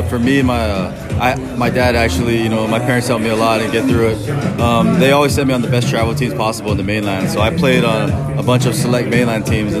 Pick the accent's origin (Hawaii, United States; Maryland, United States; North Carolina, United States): Hawaii, United States; Honolulu; I'm from Honolulu, so I'm from the main island, the crowded island